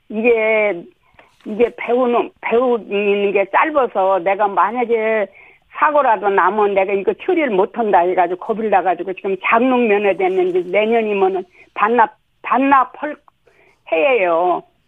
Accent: South Chungcheong, South Korea; now in Seoul, South Korea; 충청도에서 자랐잖아요

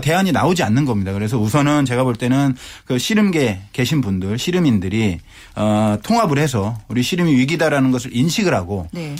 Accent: Asan, South Chungcheong, South Korea; moved away; 저는 고향이 아산이기 때문에

